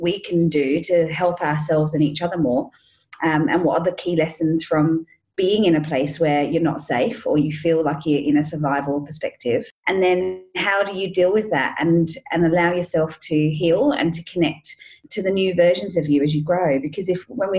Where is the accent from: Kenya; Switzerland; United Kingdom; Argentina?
United Kingdom; England; I grew up in England